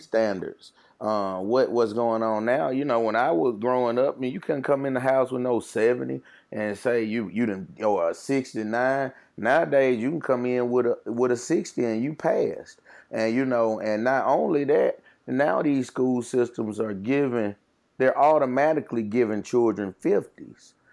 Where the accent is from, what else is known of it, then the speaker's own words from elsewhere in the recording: Jackson, Mississippi, United States; I'm from Jackson, Mississippi, born and raised and bred in West Jackson